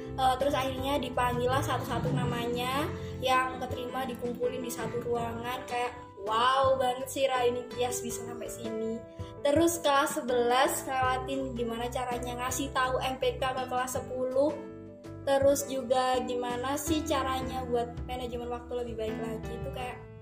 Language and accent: Indonesian; Tumpang, East Java, Indonesia; aku asli Tumpang karena uh, orang tua aku sendiri juga udah menetap di Tumpang